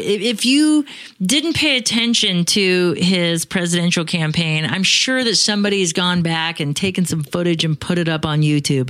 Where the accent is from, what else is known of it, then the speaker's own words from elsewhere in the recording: Phoenix, Arizona, United States; I'm from Phoenix